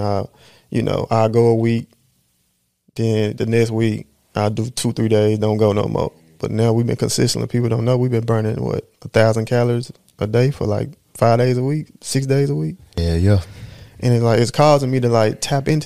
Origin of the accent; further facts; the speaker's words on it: United States; I'm American